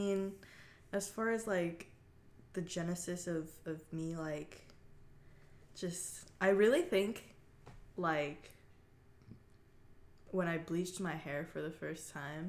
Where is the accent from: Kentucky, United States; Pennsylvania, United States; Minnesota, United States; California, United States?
California, United States; Torrance; Literally, I was born in Torrance, California.